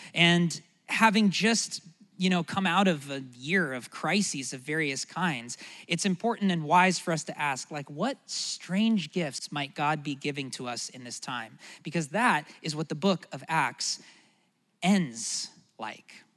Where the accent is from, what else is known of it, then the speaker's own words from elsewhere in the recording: United States; as an American